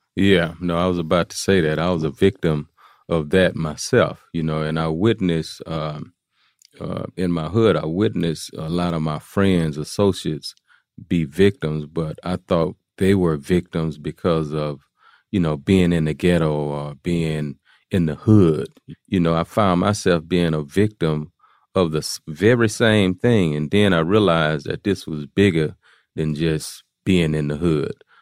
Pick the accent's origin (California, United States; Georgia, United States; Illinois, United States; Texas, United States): Texas, United States; Houston; I'm from Fifth Ward. I'm from, uh, Fifth Ward is a, is a place in Houston, Texas